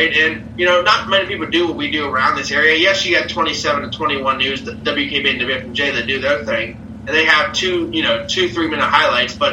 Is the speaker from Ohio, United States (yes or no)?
yes; Ohio, United States; I'm from Ohio